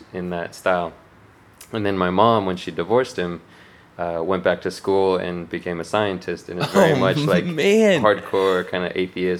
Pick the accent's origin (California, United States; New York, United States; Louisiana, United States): California, United States; Santa Cruz; also born or lived in Daly City, California / Berkeley, California; when I was three, my parents got divorced and my mom moved to Santa Cruz and started school. And so I grew up in Santa Cruz.